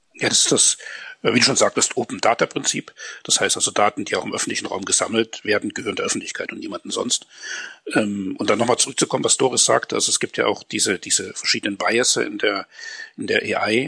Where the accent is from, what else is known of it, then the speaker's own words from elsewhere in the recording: Germany; uns als, als Deutsche